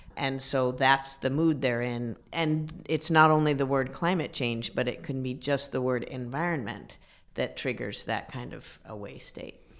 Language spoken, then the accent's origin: English; Midwest, United States; I'm a Midwesterner, so, uh, we're very practical people